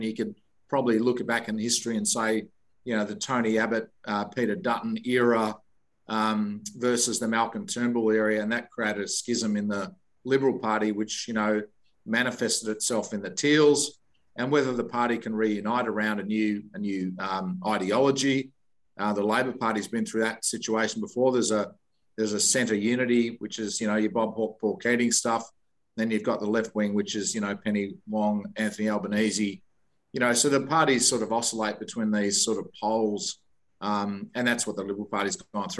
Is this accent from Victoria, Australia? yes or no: yes; Victoria, Australia; I grew up in Victoria